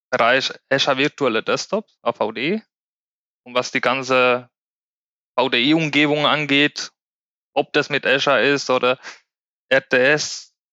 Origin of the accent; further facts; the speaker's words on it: Spain; German is a second language; now in Germany; Ich komme ursprünglich aus Spanien, bin gebürtiger Spanier. Und vor neun Jahren kam ich nach Deutschland mit dem Ziel, Deutsch zu lernen.